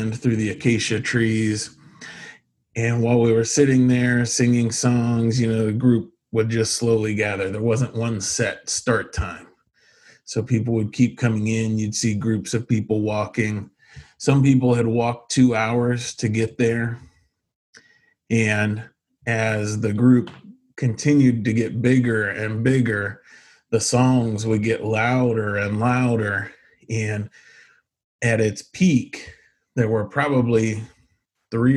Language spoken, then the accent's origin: English; Ohio, United States; I grew up in Ohio in a Christian home